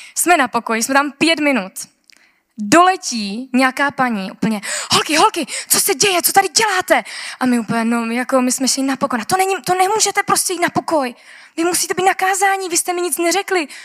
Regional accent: Czechia; já jsem z Česka

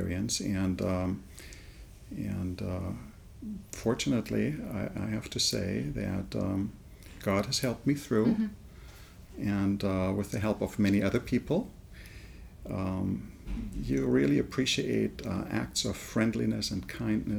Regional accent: Germany; moved away as an adult; also born or lived in England / United States; I was born and raised in Germany

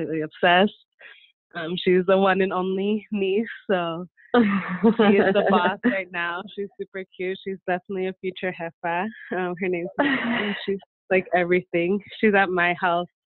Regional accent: San Diego, California, United States; I grew up here in San Diego

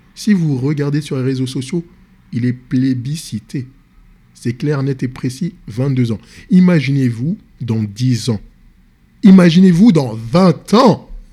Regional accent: France; Je suis d'origine sénégalaise. Je suis né en France, grandi en France. Dans les banlieue

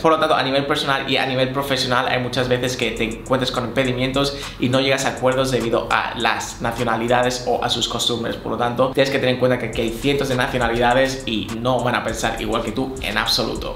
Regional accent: Spain; moved away as an adult; also born or lived in United Arab Emirates; now in Dubai, United Arab Emirates; Yo en mi caso soy español

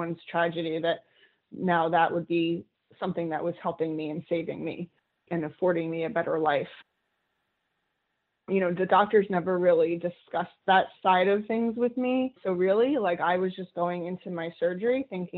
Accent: New Jersey, United States; I grew up in New Jersey

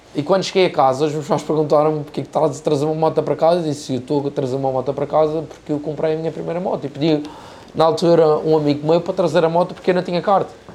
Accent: Madeira, Portugal; also born or lived in United States

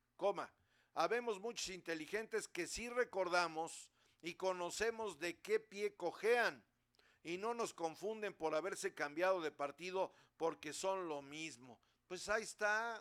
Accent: Puebla, Mexico; ya lo hemos vivido los poblanos

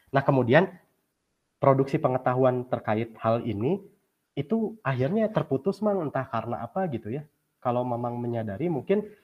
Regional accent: West Java, Indonesia; apakah konsepsi ideal terhadap lingkungan itu menurut saya sebagai orang Sunda itu dulu seperti apa sih?

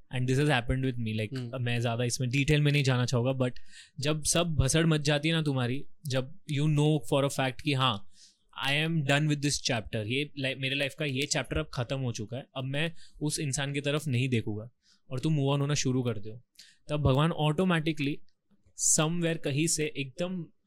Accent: Rajasthan, India; I am from Rajasthan ठीक है तो राजस्थान में मेरा जो गाँव है ना

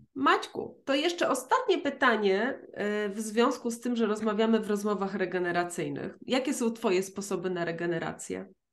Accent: near Rzeszów, Subcarpathian Voivodeship, Poland; ja pochodzę z Podrzeszowa

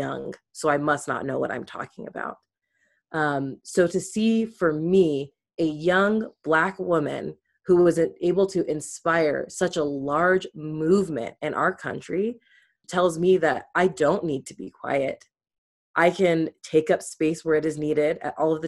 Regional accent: Midwest, United States; moved away as an adult; also born or lived in Utah; I'm originally from the Midwest, but moved out to Utah to go to school

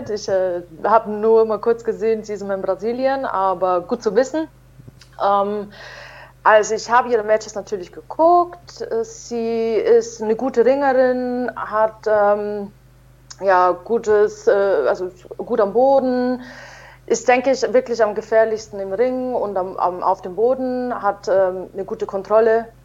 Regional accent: Munich, Bavaria, Germany; ist auch noch in München, in meiner Heimat.

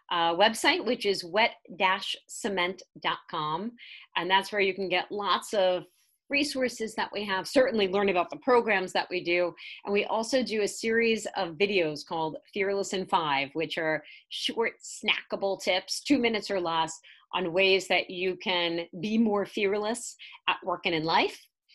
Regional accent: New York City, New York, United States; And I grew up in Staten Island, New York. And I had the worst accent you could ever have.

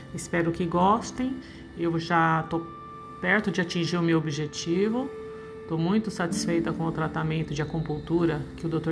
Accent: São Paulo, Brazil; sou natural de São Paulo

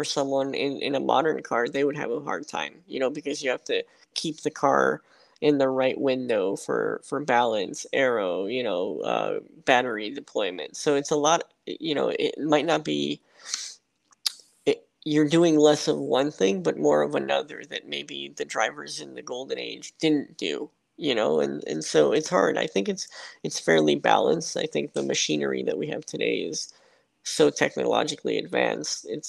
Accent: South Florida, United States; I grew up in South Florida, spent most of my childhood there

